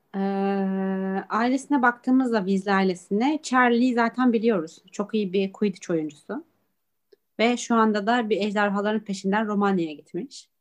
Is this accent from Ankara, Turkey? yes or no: no; Çorum Province, Turkey; Biz Çorumluyuz.